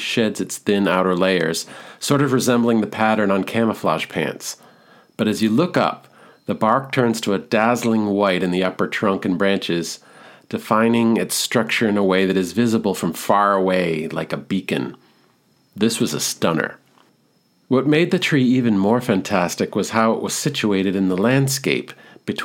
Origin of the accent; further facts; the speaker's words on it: New England, United States; also born or lived in New York City; I was from New England